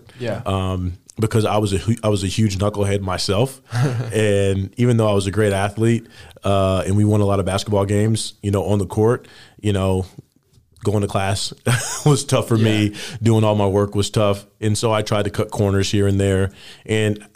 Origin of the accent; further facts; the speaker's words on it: Indiana, United States; moved away; growing up in Indiana, basketball was king